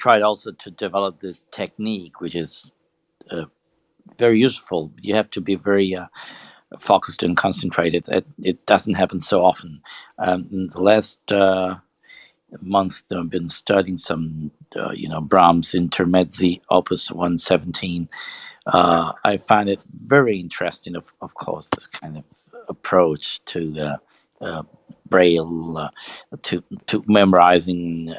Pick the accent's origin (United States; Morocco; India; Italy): Italy; I'm from Italy